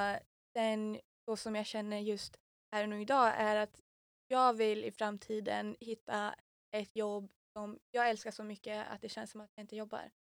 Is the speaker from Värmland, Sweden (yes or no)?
no; Umeå, Västerbotten County, Sweden; jag är Umebo